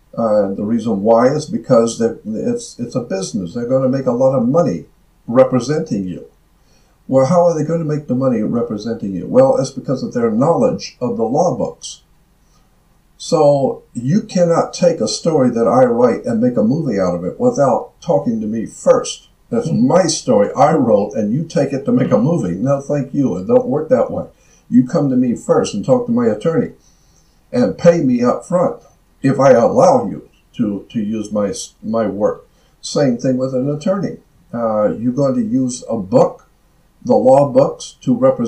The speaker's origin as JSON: {"language": "English", "country": "United States", "said": "as an American"}